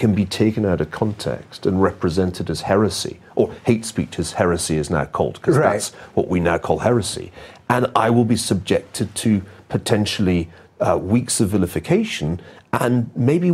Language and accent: English; Glasgow, Scotland, United Kingdom; I grew up in Glasgow in the west of Scotland.